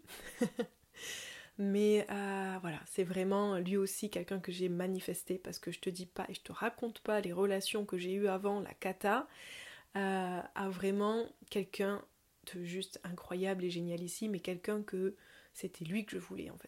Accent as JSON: {"language": "French", "area": "south of Toulouse", "region": "Occitania", "country": "France", "accent": "southern", "said": "Mais je viens d'en dessous de Toulouse, une petite heure de Toulouse dans les montagnes"}